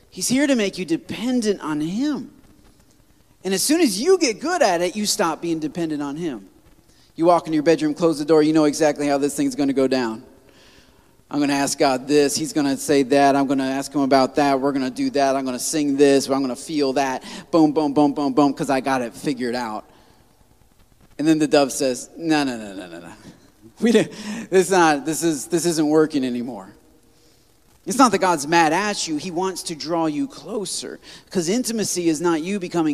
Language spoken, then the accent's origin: English; United States; as an American